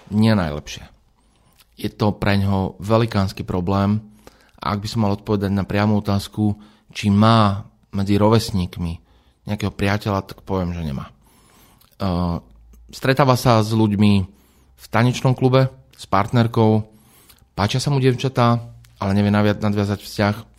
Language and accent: Slovak; a small village near Trnava, Trnava Region, Slovakia; Ja som z dediny, z malej dediny pri Trnave, to znamená, že možno v detstve to niekedy bola taká automatika, je nedela, ide sa do kostola